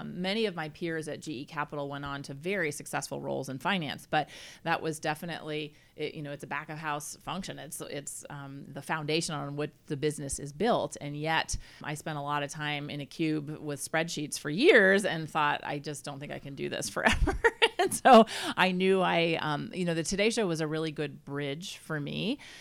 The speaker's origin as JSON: {"language": "English", "region": "Vermont", "country": "United States", "tie": "born or raised there", "moved": "as an adult", "lives_now": "California, United States", "said": "I grew up in Vermont."}